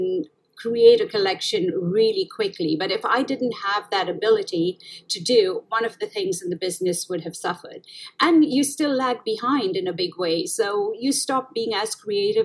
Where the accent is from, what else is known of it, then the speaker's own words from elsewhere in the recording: India; also born or lived in Middle East / Italy; now in United States; I was born in India, and as you know, it's a developing country, and we've seen the worst of poverty if you've actually lived and grown up in India